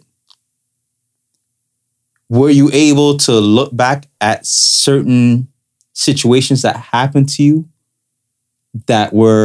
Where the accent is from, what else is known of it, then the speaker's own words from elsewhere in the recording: Toronto, Ontario, Canada; I grew up in Toronto